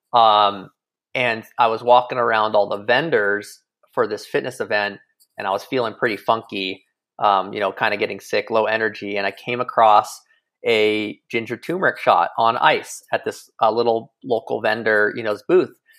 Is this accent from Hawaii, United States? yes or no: yes; Kilauea, Hawaii, United States; moved away as an adult; I grew up in Hawaii, um, you know, eighteen years on the north shore of Kauai in Kilauea.